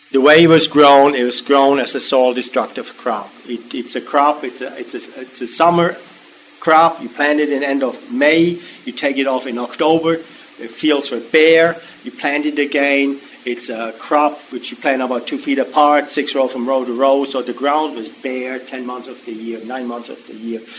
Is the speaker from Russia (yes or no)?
no; Switzerland; now in Maryland, United States; I grew up in Switzerland